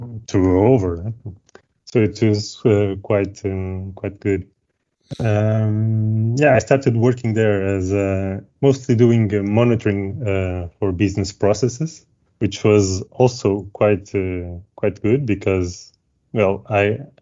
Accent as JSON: {"language": "English", "region": "Lisbon", "country": "Portugal", "tie": "born or raised there", "said": "I'm from Lisbon, as I told you, and mm-hmm. I've always been around here, studied here"}